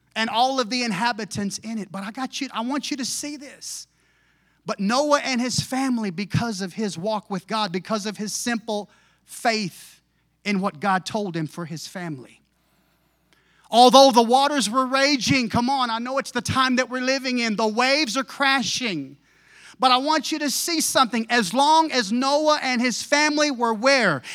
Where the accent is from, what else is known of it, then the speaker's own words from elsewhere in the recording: United States; I'm an American